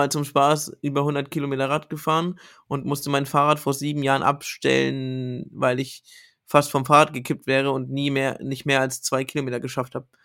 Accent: Bamberg, Bavaria, Germany; Ich komme ja gebürtig aus Bamberg

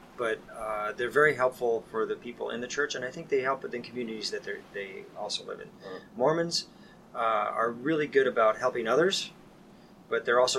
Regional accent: San Diego, California, United States; I grew up in San Diego. Was a child of somebody who was in the Navy, so we moved around a lot.

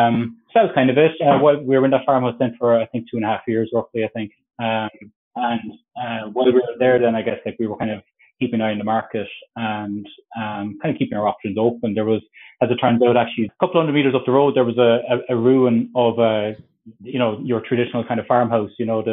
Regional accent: Cork, Munster, Ireland; also born or lived in Dublin; now in Kerry, Ireland; I'm from Cork, if you couldn't tell from the accent

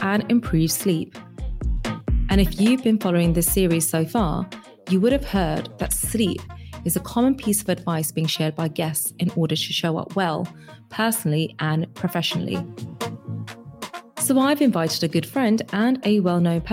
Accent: London, United Kingdom; I'm born and bred in East London

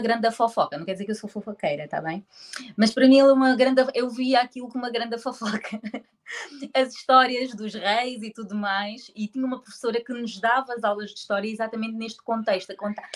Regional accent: Portugal; moved away as an adult; now in Angola; nasci em Angola. Eh, tive hum, a minha infância toda em Portugal, uh, até aos meus 23 anos

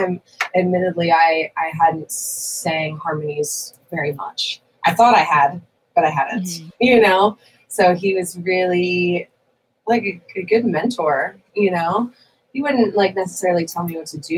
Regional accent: Santa Barbara, California, United States; I am from Santa Barbara

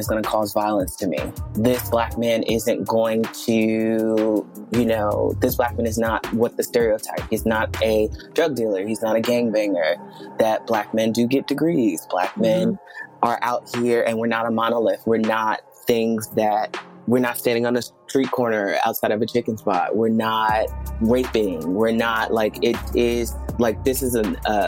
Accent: New York City, New York, United States; moved away; I was born in Brooklyn, New York, in a neighborhood known as Brownsville, Brooklyn. And if anyone knows about Brownsville, Brooklyn, it is a miracle to have made it out

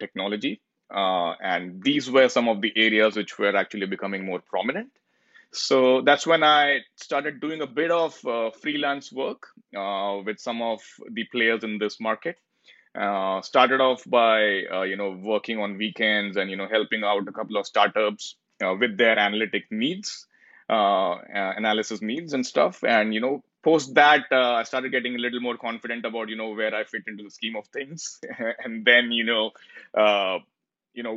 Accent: New Delhi, Delhi, India; moved away as an adult; now in Toronto, Canada; I was born and brought up in India, in a place called New Delhi, the capital of India.

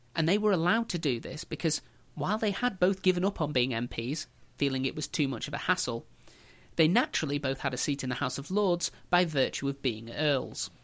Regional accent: England, United Kingdom; we as English

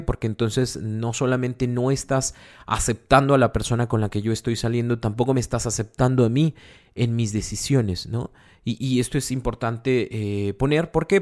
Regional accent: Monterrey, Nuevo León, Mexico; somos de Monterrey

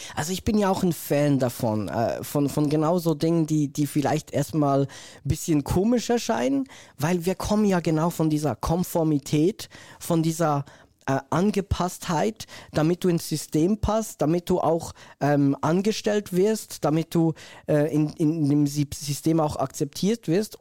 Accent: Switzerland; ich komme ja aus der Schweiz

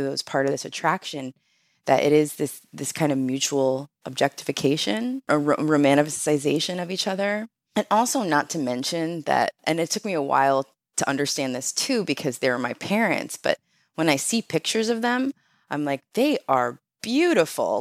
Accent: Rochester, New York, United States; moved away; also born or lived in Montana / California; I grew up in Rochester

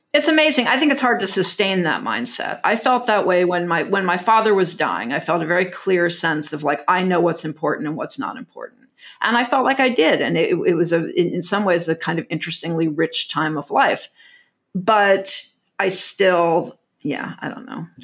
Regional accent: Texas, United States; growing up in Texas

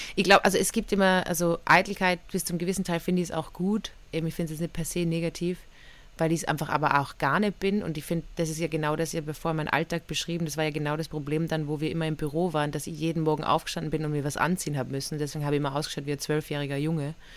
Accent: Innsbruck, Tyrol, Austria; Ich bin ja aufgewachsen in Tirol, in Innsbruck

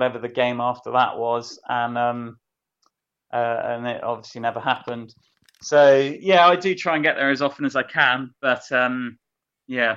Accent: Taunton, South West England, United Kingdom; I'm from Taunton

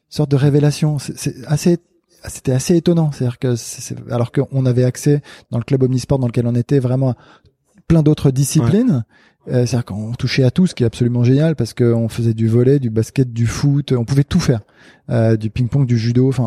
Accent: Casablanca, Casablanca-Settat, Morocco; le club dans lequel j'ai grandi au CAF à Casablanca

